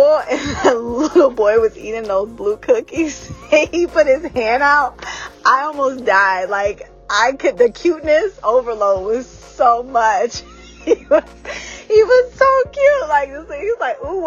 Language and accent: English; Georgia, United States; moved away; also born or lived in North Carolina; I'm from the South. So I feel like we know fried chicken. I was born in Georgia. I had a lot of my adolescent life in Georgia and in North Carolina